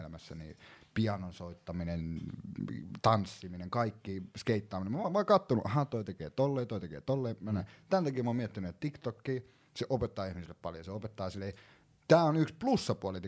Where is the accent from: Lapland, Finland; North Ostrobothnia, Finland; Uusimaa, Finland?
Uusimaa, Finland; Vantaa; mä oon kasvanut Koiviksessa